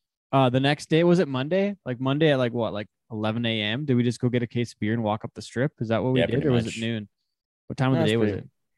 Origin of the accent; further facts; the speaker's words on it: Alberta, Canada; we're from Canada. We're our own country. We're from a few miles north.